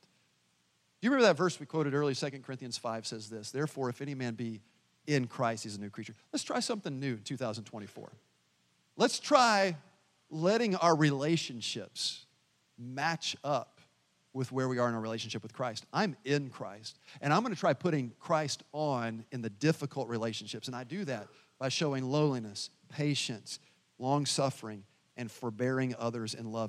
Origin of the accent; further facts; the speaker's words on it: the South, United States; now in Pekin, United States; I'm from the South